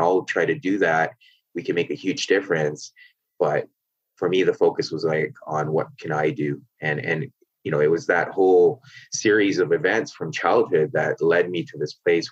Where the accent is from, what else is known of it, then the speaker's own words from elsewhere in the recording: Canada; I grew up in Canada, but my parents are from Pakistan